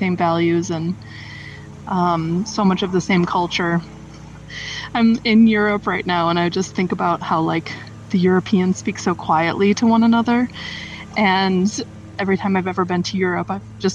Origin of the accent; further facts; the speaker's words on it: United States; moved away; I'm coming around to appreciating my home more and more, the place I'm from.